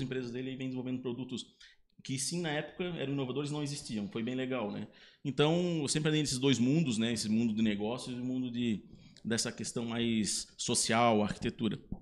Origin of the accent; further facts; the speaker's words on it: Blumenau, Santa Catarina, Brazil; eu nasci em Blumenau